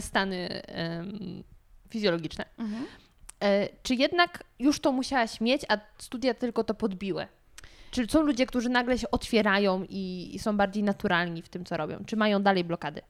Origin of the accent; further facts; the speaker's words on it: Gryfów Śląski, Lower Silesian Voivodeship, Poland; now in Warsaw, Poland; ja jestem z Dolnego Śląska